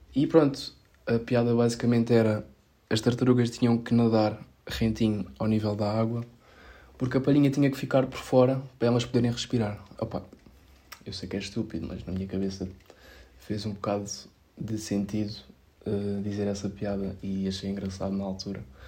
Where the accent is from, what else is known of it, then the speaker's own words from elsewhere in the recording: Setúbal, Portugal; eu sou de Setúbal